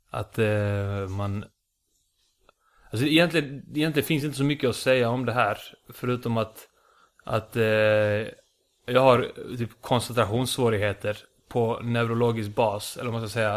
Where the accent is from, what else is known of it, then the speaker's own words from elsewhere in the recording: Lund, Skåne, Sweden; accent: Lund Scanian; also born or lived in Iceland / Malmö; Flyttade hit när jag var sju, bodde i Lund i tio år. Mm. Fick den här Lunda, Lunda skånskan